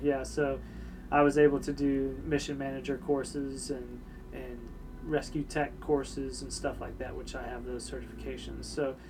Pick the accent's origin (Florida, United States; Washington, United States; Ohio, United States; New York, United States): Florida, United States; Tampa; born there; So, I was born in Tampa, Florida. Grew up in the military. Both my parents were in the military.